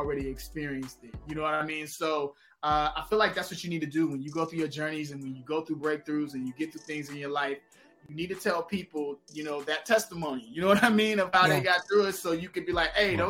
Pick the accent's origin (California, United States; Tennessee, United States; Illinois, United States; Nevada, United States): Illinois, United States; Chicago; growing up in Chicago